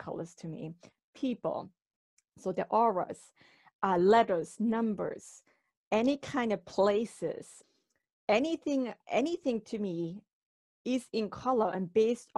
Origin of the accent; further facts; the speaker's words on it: Switzerland; moved away as an adult; now in Warwick, United States; I'm originally from Switzerland, born and raised there, but moved in 1999 to the United States